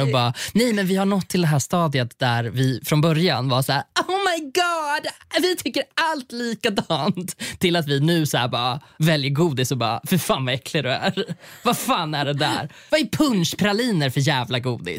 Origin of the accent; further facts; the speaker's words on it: Sweden; now in Stockholm, Sweden; jag kommer från landet